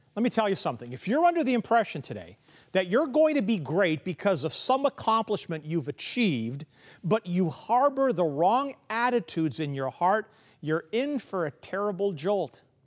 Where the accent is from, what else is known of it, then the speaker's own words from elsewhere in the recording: Kansas City, Missouri, United States; where I grew up in Kansas City